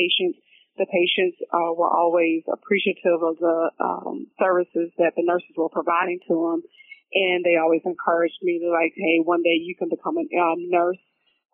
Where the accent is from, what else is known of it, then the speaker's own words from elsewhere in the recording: Athens, Georgia, United States; I'm originally from Athens, Georgia